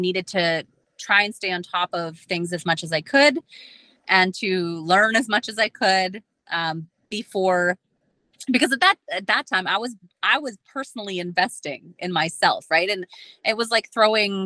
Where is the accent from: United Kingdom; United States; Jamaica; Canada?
Canada; Dauphin, Manitoba; I was at my office sitting at my desk, in Dauphin, in my hometown